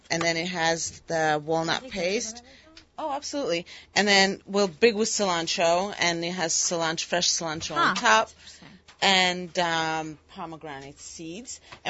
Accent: Georgia; moved away

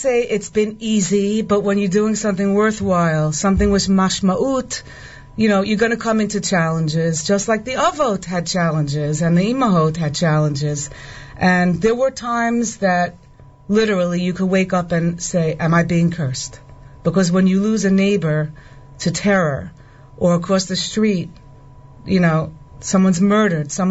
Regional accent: New York City, New York, United States; born or raised there; moved away as an adult; now in Itamar, Israel

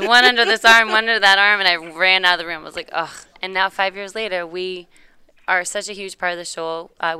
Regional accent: South Africa; also born or lived in Tampa; now in Atlanta, United States; So I grew up in South Africa, moved to Tampa. I know no accent. Very shocking.

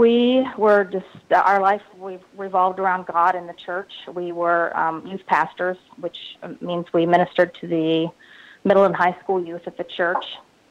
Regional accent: Newark, Ohio, United States; I grew up in Newark, Ohio, which is a small town about 30 miles east of the capital, Columbus, Ohio

